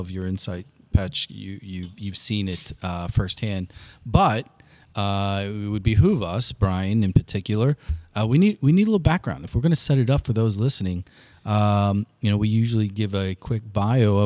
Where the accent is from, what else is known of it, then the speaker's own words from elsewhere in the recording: Granite City, Illinois, United States; I grew up in Granite City.